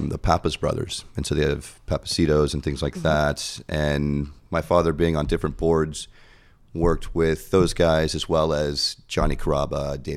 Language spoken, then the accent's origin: English; Houston, Texas, United States; Originally from Houston.